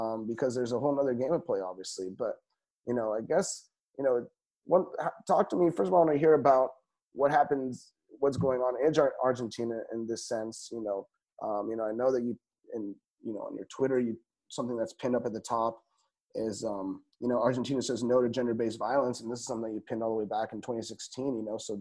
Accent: Mexico; now in Tel Aviv, Israel; As a Mexican

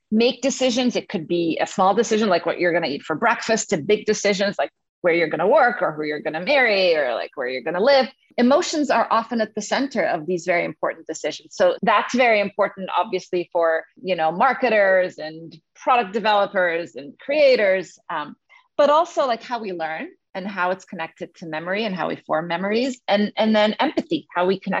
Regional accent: Egypt; moved away as an adult; also born or lived in Cairo, Egypt / England; now in United States; I grew up in the Middle East. I'm originally from Egypt.

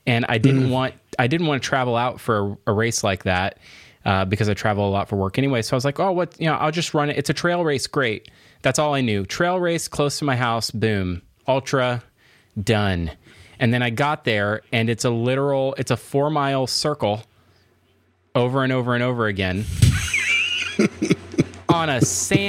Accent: Florida, United States; I'm from Florida, and everybody just drinks from a gigantic big gulp at all times.

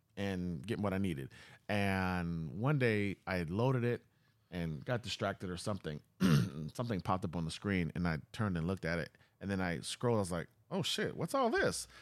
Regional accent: Charleston, South Carolina, United States; I'm from Charleston, South Carolina.

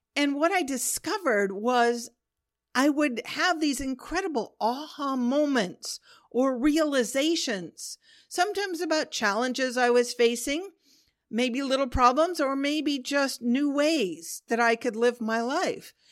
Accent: Pacific Northwest, United States; also born or lived in Oregon / Washington; I grew up in the Pacific Northwest in Oregon and Washington State of the U S

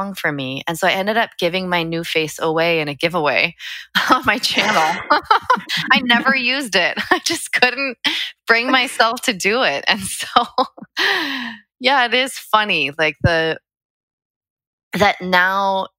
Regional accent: United States; We as an American people, it's woven into our DNA to question.

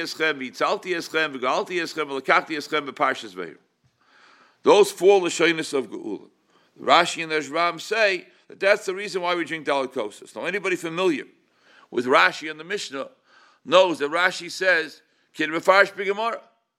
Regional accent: New York City, New York, United States; when I was at Shul growing up in Crown Heights

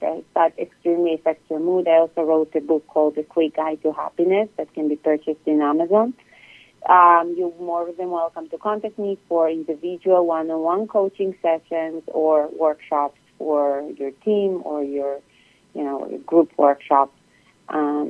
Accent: Israel; moved away as an adult; also born or lived in Europe; now in United States; I'm originally from Israel.

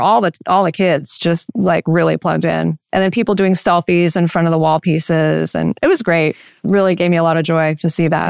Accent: Central Coast, California, United States; growing up on the Central Coast

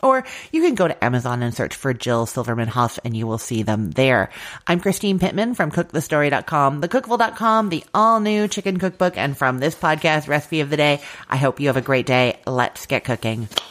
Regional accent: Canada; I'm Canadian

